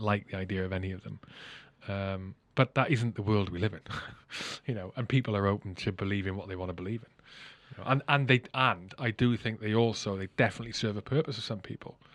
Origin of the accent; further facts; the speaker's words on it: Wales, United Kingdom; now in England; I grew up in Wales, I live in England, you know, I've got Irish mother, Scottish father